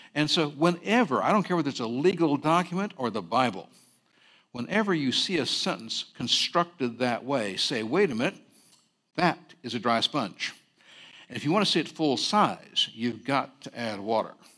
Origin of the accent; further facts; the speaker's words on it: Berkeley, California, United States; also born or lived in San Francisco, California; I did grow up on the campus of Cal Berkeley, but I was born in Chinatown, San Francisco